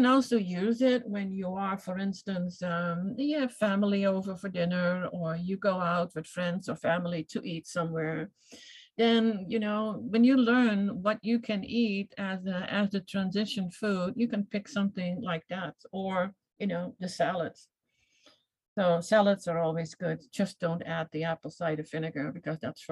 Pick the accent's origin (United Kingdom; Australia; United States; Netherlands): Netherlands; I come from the Netherlands, so I was a cheese eater big time